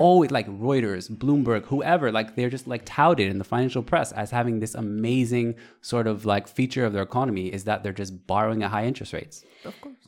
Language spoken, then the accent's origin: English; United States; I'm American